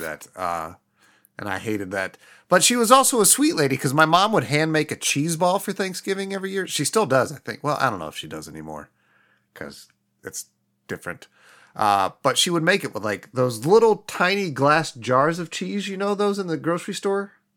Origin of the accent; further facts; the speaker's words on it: Midwest, United States; growing up in the Midwest with incredibly white family members